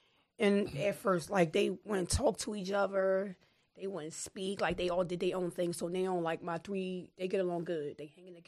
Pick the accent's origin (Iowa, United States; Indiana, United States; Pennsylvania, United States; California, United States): Pennsylvania, United States; Philadelphia; I was raised here all my life.